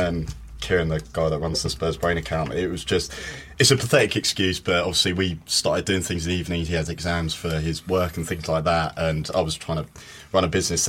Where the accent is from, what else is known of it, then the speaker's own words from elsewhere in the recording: London, United Kingdom; I grew up in London.